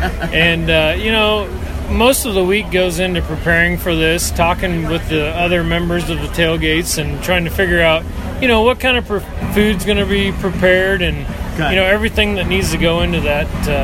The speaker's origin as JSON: {"language": "English", "region": "Nebraska", "country": "United States", "tie": "born or raised there", "said": "as a kid growing up in Nebraska"}